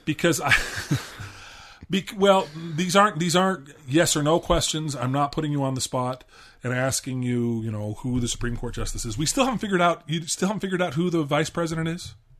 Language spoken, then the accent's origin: English; Southern California, United States; also born or lived in Washington, D.C.; I actually grew up in Southern California